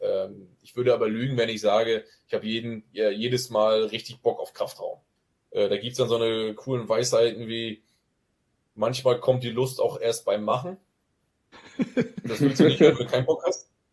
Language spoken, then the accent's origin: German; Grevesmühlen area, Mecklenburg-Vorpommern, Germany; accent: Norddeutsch; moved away as an adult; also born or lived in Wismar; now in Zwickau, Germany; Ich wurde in Grevesmühlen geboren, ich habe damals aber mhm. nie in Grevesmühlen gelebt, aber im Umland von Grevesmühlen, äh, kleinere, kleinere Dörfer unweit von Grevesmühlen